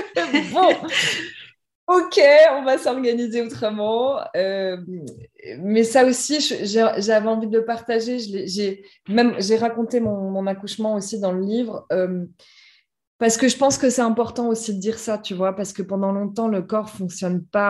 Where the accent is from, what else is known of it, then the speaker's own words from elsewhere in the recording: France; moved away as an adult; now in Amsterdam, Netherlands; j'habite Amsterdam, donc j'ai quitté la France pour mon boulot il y a 7 ans huit ans maintenant